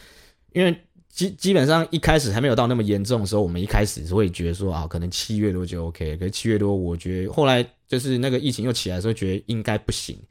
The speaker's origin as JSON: {"language": "Chinese", "region": "Kaohsiung", "country": "Taiwan", "said": "如果说是假设是我啦，我是高雄人，我去台北，然后我在台北确诊了"}